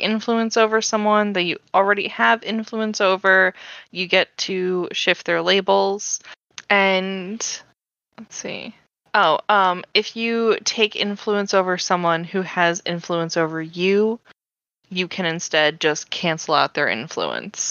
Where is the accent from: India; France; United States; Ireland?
United States; I'm from the New Jersey, New York area